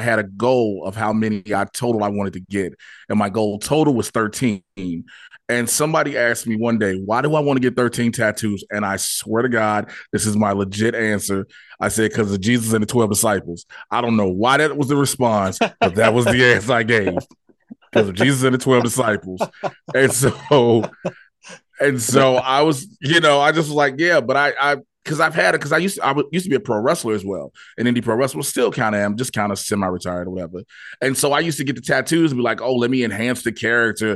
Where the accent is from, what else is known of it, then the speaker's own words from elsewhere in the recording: outside of Chicago, Illinois, United States; I grew up outside of Chicago